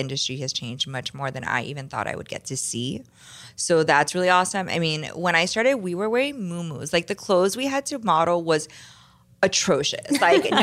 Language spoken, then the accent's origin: English; Miami, Florida, United States; now in California, United States; I grew up in Miami